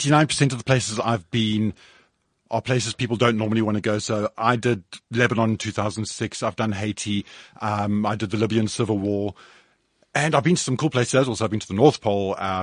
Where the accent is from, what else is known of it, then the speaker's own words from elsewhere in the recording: Johannesburg, Gauteng, South Africa; I'm a Joburg boy. I grew up in Joburg. I've lived here all my life, and I love the city.